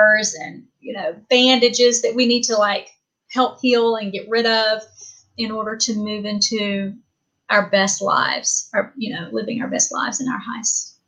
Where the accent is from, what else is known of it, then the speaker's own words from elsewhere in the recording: the South, United States; I'm from the South and I was raised Pentecostal in a Church of God